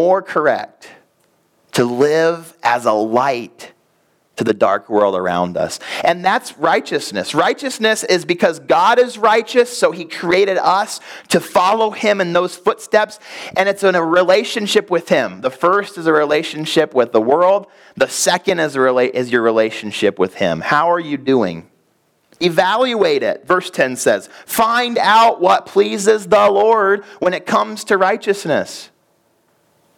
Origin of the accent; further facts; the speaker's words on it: Chicago, Illinois, United States; We grew up in Chicago